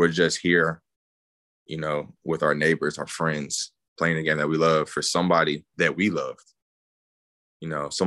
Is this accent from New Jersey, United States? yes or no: no; East Texas, United States; moved away as an adult; being from East Texas, being from such a small area